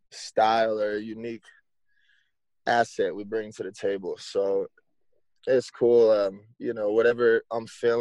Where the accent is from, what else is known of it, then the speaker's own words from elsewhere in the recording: South Lake Tahoe, California, United States; also born or lived in Stockton, California; I'm originally from Stockton, California. I was born at St. Joseph's, but I moved up here to South Lake Tahoe when I was about 5 or something like that. And I was just bouncing back and forth between there and here. And then, yeah, I've been repping Tahoe for my whole life